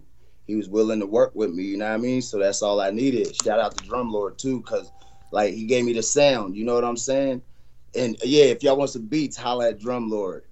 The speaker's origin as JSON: {"language": "English", "town": "Martinsburg", "region": "West Virginia", "country": "United States", "said": "From Martinsburg, West Virginia. The Dirty Bird"}